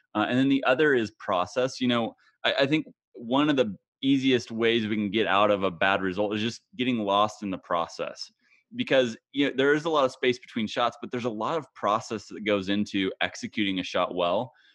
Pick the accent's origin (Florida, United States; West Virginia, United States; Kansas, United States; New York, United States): Kansas, United States; my home state of Kansas